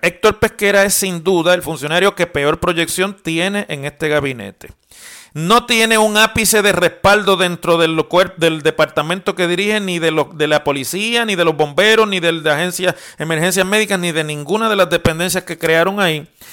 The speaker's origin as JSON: {"language": "Spanish", "country": "Puerto Rico", "said": "si los puertorriqueños somos ciudadanos americanos"}